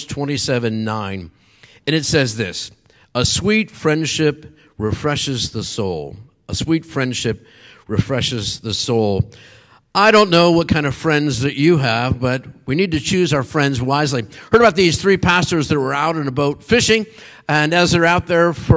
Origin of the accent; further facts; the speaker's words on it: Meadville, Pennsylvania, United States; also born or lived in Erie, Pennsylvania; my hometown was in Meadville, was about 50 miles south of there.